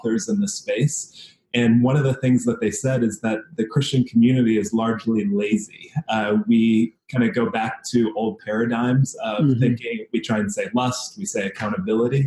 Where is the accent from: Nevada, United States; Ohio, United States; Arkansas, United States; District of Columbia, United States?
District of Columbia, United States; Washington; also born or lived in Fairfax County, Virginia; now in Seattle, United States; I grew up in Washington, D.C. area. So spent some time in the city and then the suburbs right outside in Virginia, Fairfax County area.